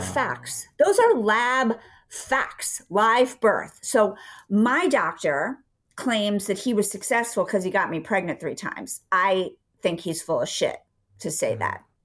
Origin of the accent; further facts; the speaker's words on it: Philadelphia, Pennsylvania, United States; also born or lived in Villanova, Pennsylvania; I was from Philadelphia. We lived outside of Philadelphia um, in Villanova